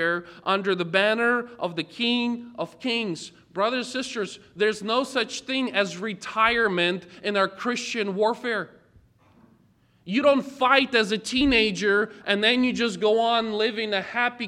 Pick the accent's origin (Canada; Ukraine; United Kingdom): Ukraine; moved away; I was born and raised in Ukraine